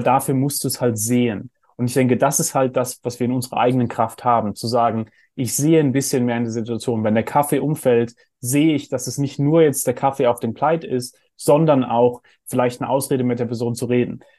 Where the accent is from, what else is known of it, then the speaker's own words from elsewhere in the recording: Heidelberg, Baden-Württemberg, Germany; ich bin in Heidelberg aufgewachsen, wo wir so einen Philosophenweg haben